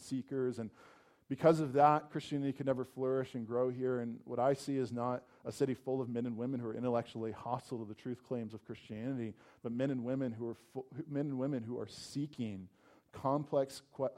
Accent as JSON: {"language": "English", "region": "Virginia", "country": "United States", "tie": "born or raised there", "said": "I grew up in Virginia, and I grew up pretty close to a city"}